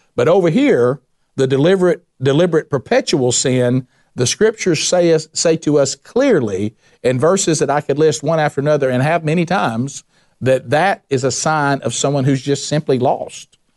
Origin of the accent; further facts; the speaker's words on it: the South, United States; my experience growing up in the South.